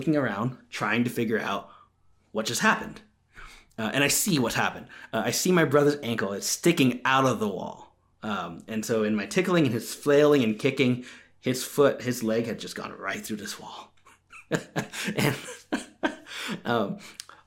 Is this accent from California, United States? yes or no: yes; California, United States; when I was growing up in California.